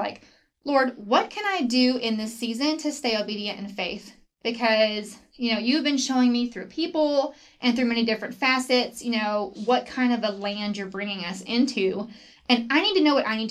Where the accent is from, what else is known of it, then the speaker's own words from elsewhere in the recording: Grapevine, Texas, United States; also born or lived in Abilene, Texas / Weatherford, Texas; I grew up in a church called Gateway in near Grapevine